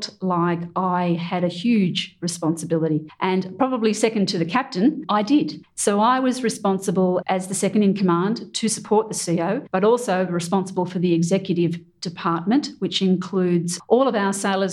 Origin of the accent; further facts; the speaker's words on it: Australia; as an Australian